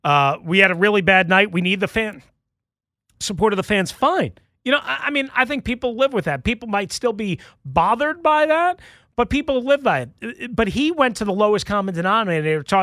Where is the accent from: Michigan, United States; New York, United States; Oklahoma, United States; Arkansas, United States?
New York, United States; I'm from New York. I've lived in New York. I've worked in New York.